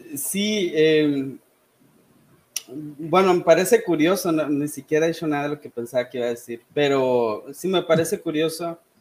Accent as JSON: {"language": "Spanish", "region": "Sonora", "country": "Mexico", "tie": "born or raised there", "also_born_or_lived": "Saltillo, Coahuila / United States / Caracas, Venezuela", "said": "soy originario de Sonora, aunque en realidad no nací aquí"}